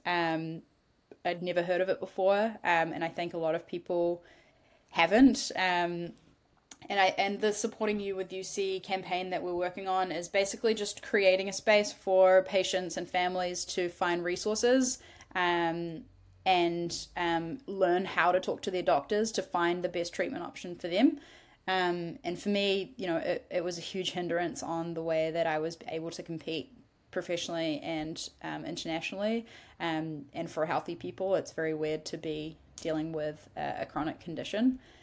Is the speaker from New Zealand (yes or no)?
yes; New Zealand; as a New Zealander.